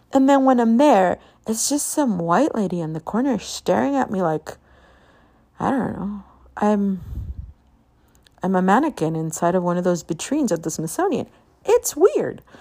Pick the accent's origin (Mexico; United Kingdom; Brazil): Mexico; Guadalajara, Jalisco; moved away; I was born in Guadalajara, and I grew up in Guadalajara. Like, I bounced back and forth on what's called a transnational child.